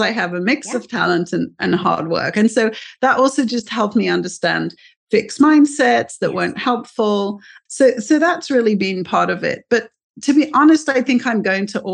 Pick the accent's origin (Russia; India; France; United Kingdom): United Kingdom; moved away as an adult; now in United States; as a British person here in the US